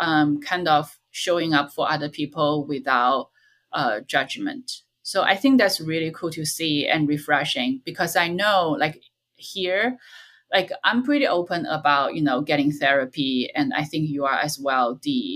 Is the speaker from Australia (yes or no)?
no; China; moved away; in my hometown